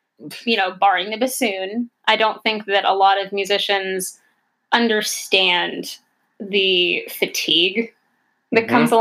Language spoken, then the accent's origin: English; Pittsburgh, Pennsylvania, United States; I was born and raised here in the Steel City, Pittsburgh, PA. I have not left Pittsburgh